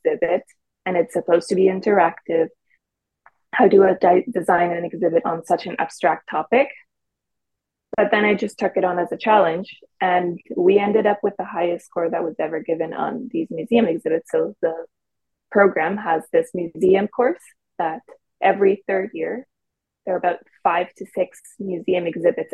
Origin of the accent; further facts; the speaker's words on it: Mexico; moved away as an adult; also born or lived in Waterloo, Canada; now in Toronto, Canada; I'm originally from Mexico. So I'm a Mexican who came to Canada for her studies at the University of Waterloo a few years ago